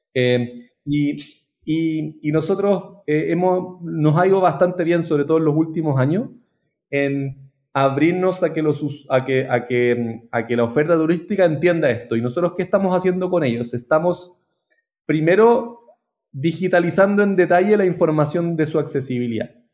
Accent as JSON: {"language": "Spanish", "town": "Santiago", "region": "Santiago Metropolitan Region", "country": "Chile", "said": "Trabajé en un par en Chile, yo soy de Santiago"}